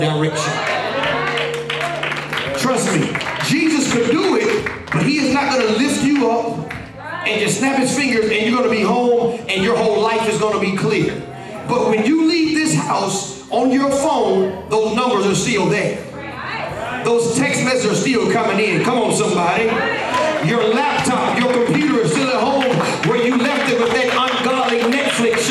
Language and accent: English; Atlanta, Georgia, United States; I'm from Atlanta. I'm from the hip-hop capital.